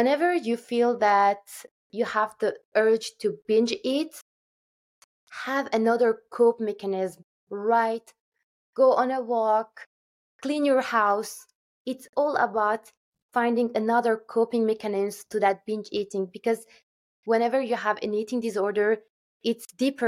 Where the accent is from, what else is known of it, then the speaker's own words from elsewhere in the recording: Turkey; moved away; my hometown in Turkey